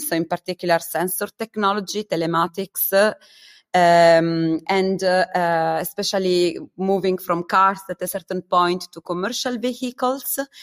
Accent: Italy; moved away as an adult; also born or lived in Germany; I come from Italy

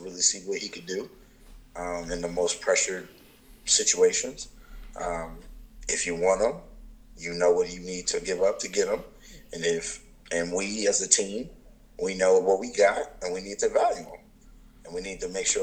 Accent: Indianapolis, Indiana, United States; moved away; also born or lived in Philadelphia; I was born in Indianapolis, Indiana

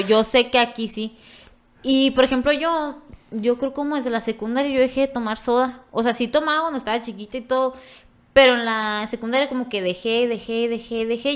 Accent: Ojinaga, Chihuahua, Mexico; soy de Ojinaga, y yo siempre soy de Ojinaga

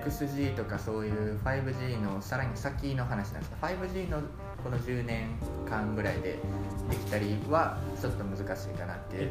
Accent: Osaka, Japan; moved away; 大阪の方に、まあ、僕の実家の方に帰るんで

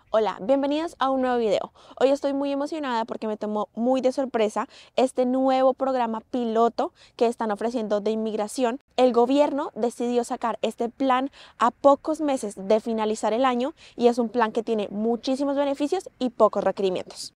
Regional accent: Colombia; now in Canada; yo soy una colombiana en Canadá

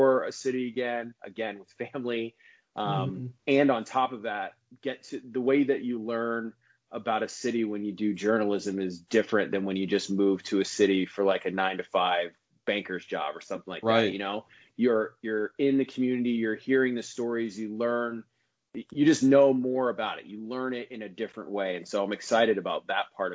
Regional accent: Nebraska, United States; now in Orlando, United States; I grew up in Nebraska

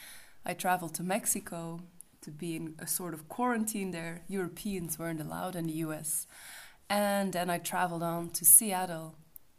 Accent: Belgium; I'm from Belgium, a country with no mountains at all.

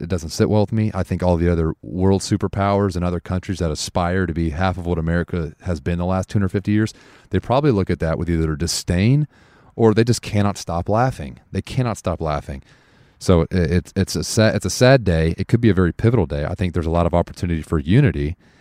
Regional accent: United States; as an American

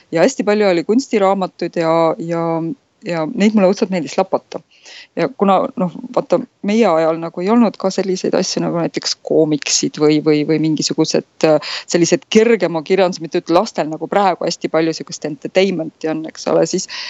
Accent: Tartu, Tartu County, Estonia; moved away as an adult; now in Netherlands; sündisin ja kasvasin Tartus

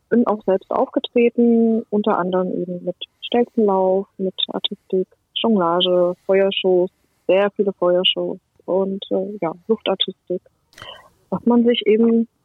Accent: Saxony-Anhalt, Germany; Ich komme ursprünglich aus dem Harz in der Nähe bei Quedlinburg.

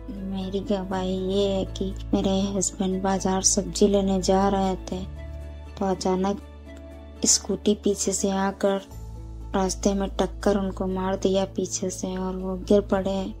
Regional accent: Dantewada district, Chhattisgarh, India; मैं छत्तीसगढ़ दंतेवाड़ा जिले की रहने वाली हूँ

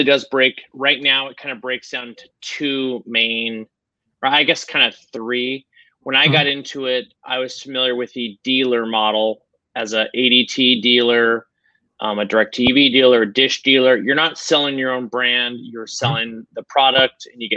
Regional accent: Spokane, Washington, United States; my hometown is, Spokane, Washington

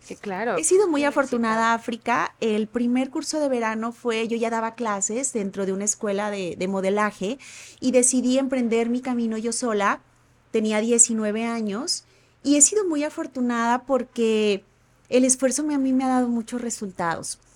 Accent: Ahuacatlán, Nayarit, Mexico; also born or lived in Tepic; nací aquí en Tepic y viví en Santa Isabel, municipio de Aguacatlán

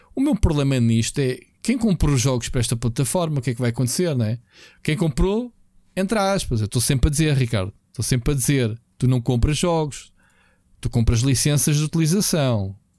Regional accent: Portugal; Nós, como portugueses, latinos

